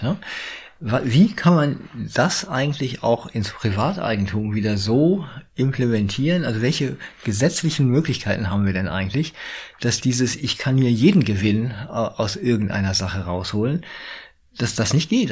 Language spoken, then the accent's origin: German; Berlin, Germany; jetzt komme ich aus Berlin.